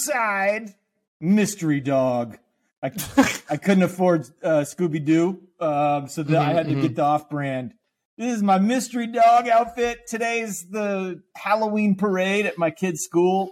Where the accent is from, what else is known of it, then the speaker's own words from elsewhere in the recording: Canada; now in New York City, United States; I'm from Canada.